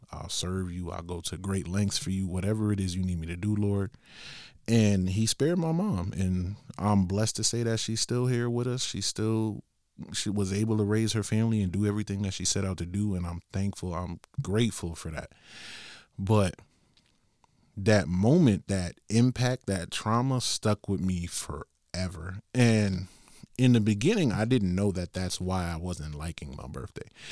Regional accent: Bridgeport, Connecticut, United States; I come from Bridgeport, Connecticut

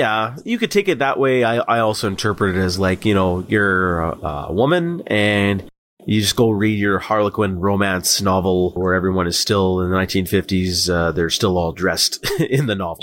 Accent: Canada; we're Canadian

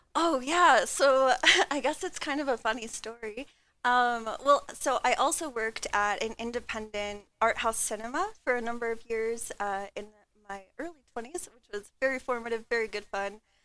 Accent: Denver, Colorado, United States; I'm from Denver, Colorado

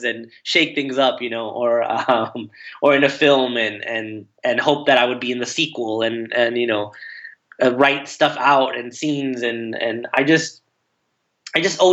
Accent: Anaheim, California, United States; moved away as an adult; also born or lived in Fullerton, California / New York / Los Angeles; now in Sherman Oaks, United States; I was born in Fullerton and raised in Anaheim. Fullerton is the town next to Anaheim. And I grew up there until I was 18

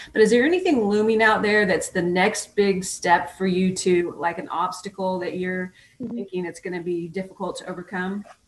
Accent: Oregon, United States; moved away as an adult; also born or lived in Texas; I was born and raised in Oregon, and I got accepted into physical therapy school in Texas

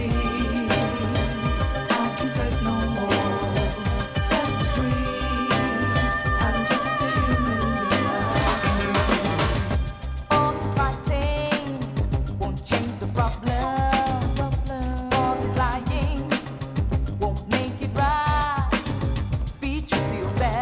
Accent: Stoke-on-Trent, West Midlands, United Kingdom; I am from Stoke.

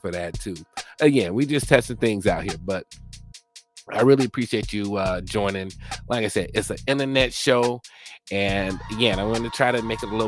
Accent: Mobile, Alabama, United States; also born or lived in Biloxi, Mississippi; I was born on Keesler Air Force Base in Biloxi, Mississippi, raised by my parents who are from rural Alabama. I was raised in Mobile, Alabama

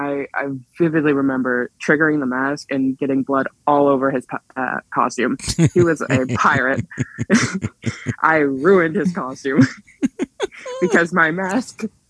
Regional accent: Newfoundland and Labrador, Canada; accent: Newfoundland

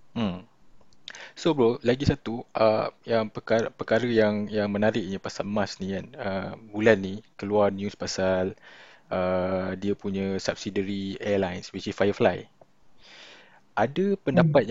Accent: Malaysia; banggalah sebagai orang Malaysia

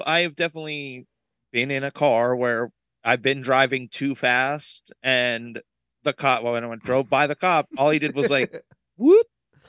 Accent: Brevard County, Florida, United States; Growing up in Brevard

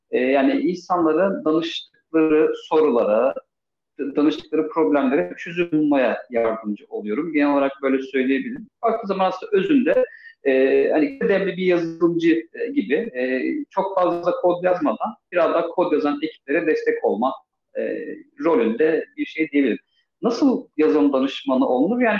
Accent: Istanbul, Turkey; born there; Ee, 1982 İstanbul doğumluyum.

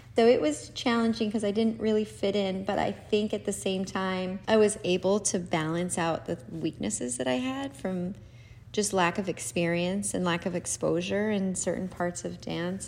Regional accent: Salt Lake City, Utah, United States; I grew up in Salt Lake City, Utah

